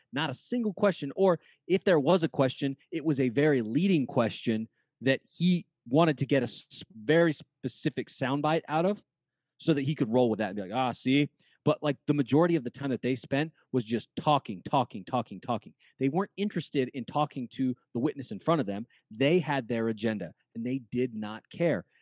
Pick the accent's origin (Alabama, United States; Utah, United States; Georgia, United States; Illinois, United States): Utah, United States; I'm from Utah